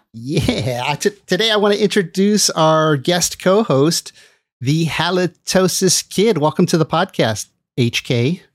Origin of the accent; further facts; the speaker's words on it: Los Angeles, California, United States; moved away as an adult; now in San Francisco Bay Area, United States; I grew up in L A, but I left when I just barely entered adulthood